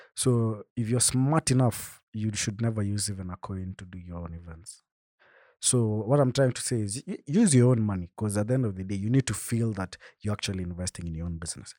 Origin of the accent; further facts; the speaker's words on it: Bomet, Bomet County, Kenya; I come from Bomet, so where we stay, my home, home, there's no Safaricom lines that serve Wi-Fi